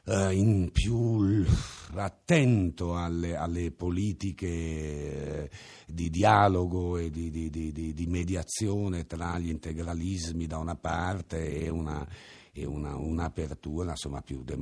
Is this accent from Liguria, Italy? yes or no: yes; Genoa, Liguria, Italy; accent: Ligurian; moved away as an adult; now in Sardinia, Italy; Io sono genovese, ma genovese. Vivo, vivo ormai in Sardegna da da vent'anni.